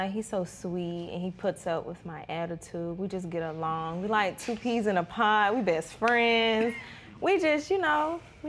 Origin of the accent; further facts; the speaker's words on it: New York, United States; moved away; I'm from New York.